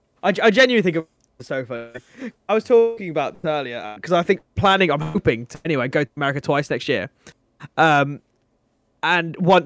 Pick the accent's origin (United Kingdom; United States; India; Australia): United Kingdom; England; That's not a thing in Britain where I'm from. I'm from England. English. England.